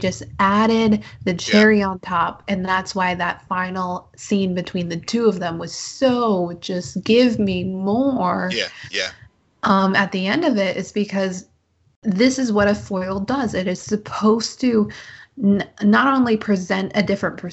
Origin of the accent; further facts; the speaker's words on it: United States; I'm an American.